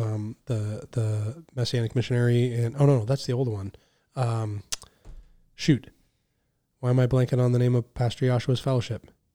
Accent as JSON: {"language": "English", "country": "United States"}